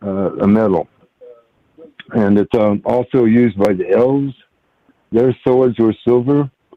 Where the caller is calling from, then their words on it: Washington, United States; I'm calling from Washington State.